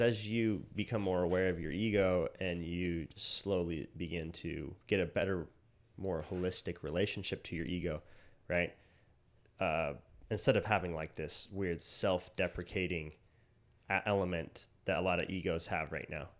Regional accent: Utah, United States; we grew up in, like, fundamentalist Utah

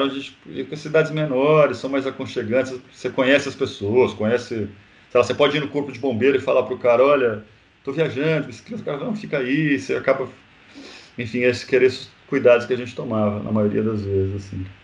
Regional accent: Brazil; a gente que é brasileiro

